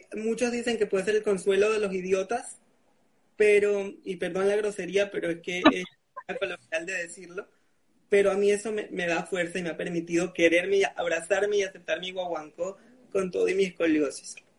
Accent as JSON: {"language": "Spanish", "country": "Venezuela", "moved": "yes", "lives_now": "Panama", "said": "Soy un chico venezolano, eh, residenciado en Panamá de 27 años"}